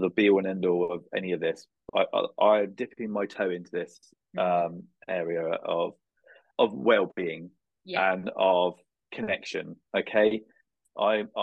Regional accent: United Kingdom; I'm from the British Isles

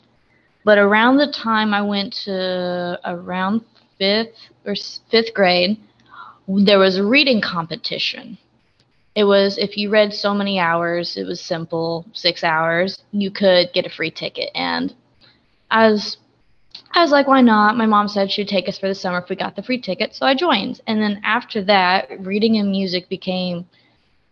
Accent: West Frankfort, Illinois, United States; I am 19 years old, and I am from West Frankfort, Illinois

